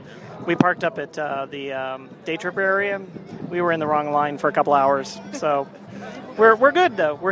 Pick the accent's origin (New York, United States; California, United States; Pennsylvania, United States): California, United States; Emeryville; Emeryville, California.